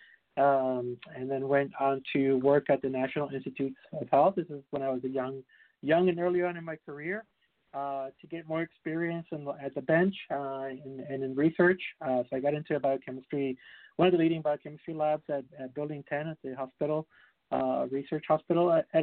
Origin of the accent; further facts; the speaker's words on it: Puerto Rico; I'm originally from Puerto Rico.